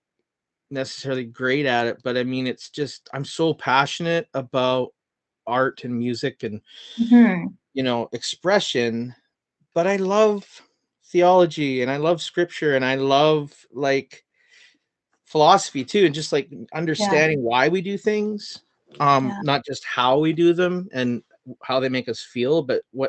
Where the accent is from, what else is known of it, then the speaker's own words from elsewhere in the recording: Chilliwack, British Columbia, Canada; moved away; I'm from Chilliwack originally.